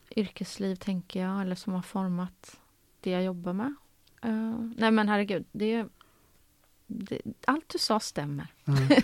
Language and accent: Swedish; Karlstad, Värmland, Sweden; moved away as an adult; Jag är uppvuxen i Karlstad i Värmland